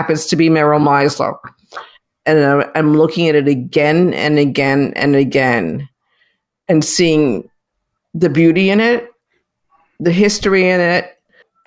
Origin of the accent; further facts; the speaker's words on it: North Massapequa, New York, United States; also born or lived in South Bronx, New York; my growing up on Long Island